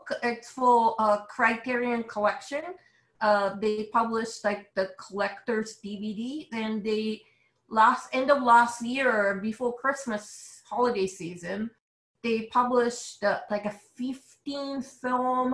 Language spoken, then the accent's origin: English; Japan; accent: Japanese; English is a second language; now in New York, United States; as you can tell from my accent, I'm a Japanese illustrator based in New York